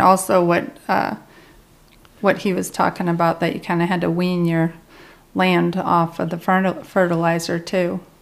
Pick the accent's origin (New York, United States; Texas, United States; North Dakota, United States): North Dakota, United States; now in Kentucky, United States; I grew up in North Dakota